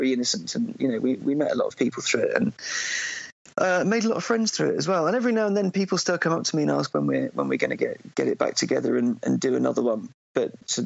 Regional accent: Cambridge, East of England, United Kingdom; now in London, United Kingdom; I do live in London, but I grew up in Cambridge

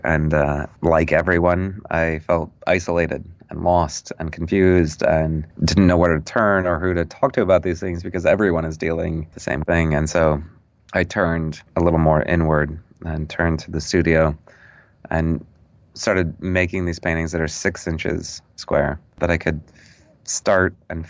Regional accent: Wolf Point, Montana, United States; I'm not originally from Illinois or the Midwest. I'm from Montana. {S1} Oh. {S0} I was born in Wolf Point, Montana, which is the largest city on the Fort Peck Indian Reservation.

